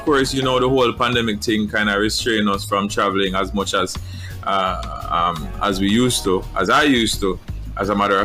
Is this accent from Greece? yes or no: no; Portland, Jamaica; originally from Jamaica, I grew up in Portland.